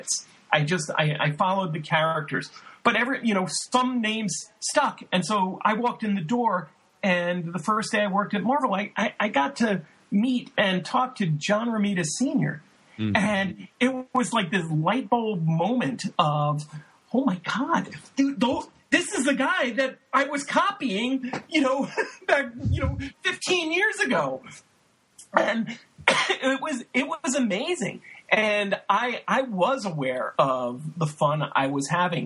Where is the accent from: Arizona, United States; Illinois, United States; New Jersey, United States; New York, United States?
New York, United States; New York City; I grew up in Brooklyn